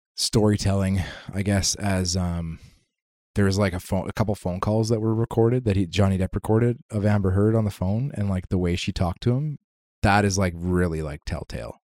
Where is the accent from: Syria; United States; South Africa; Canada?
Canada; I'm a Canadian.